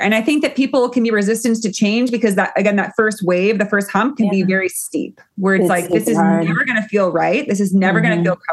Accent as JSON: {"language": "English", "country": "United States", "tie": "born or raised there", "said": "as an American, you know, born, raised"}